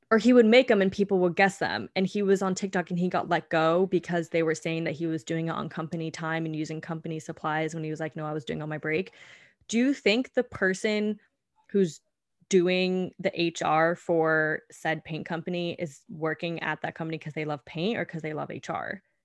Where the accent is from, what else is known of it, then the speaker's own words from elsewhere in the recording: California, United States; moved away as an adult; also born or lived in Colorado; now in New York City, United States; I was born and raised in California.